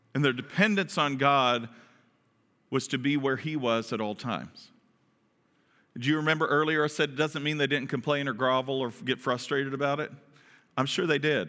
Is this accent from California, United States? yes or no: no; Kentucky, United States; I'm from the South. From Kentucky